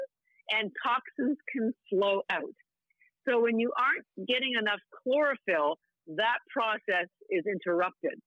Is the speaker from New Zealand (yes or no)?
no; Canada; I'm Canadian